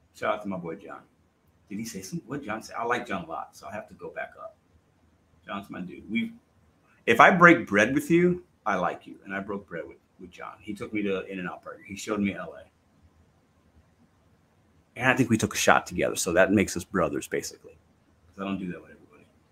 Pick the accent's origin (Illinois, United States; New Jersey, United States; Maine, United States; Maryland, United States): Illinois, United States; Chicago; also born or lived in Midwest; I was born in Chicago. I got a little city boy in me